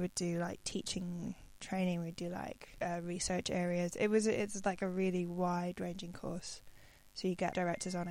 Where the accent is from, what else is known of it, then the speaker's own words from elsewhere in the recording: Aberdeen, Scotland, United Kingdom; moved away; growing up in Aberdeen